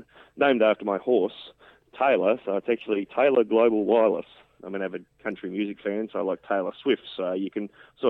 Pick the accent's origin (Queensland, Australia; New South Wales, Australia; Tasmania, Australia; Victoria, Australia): Tasmania, Australia; northern; I'm from northern Tasmania, a nice little spot where it's usually always sunny unless it's raining.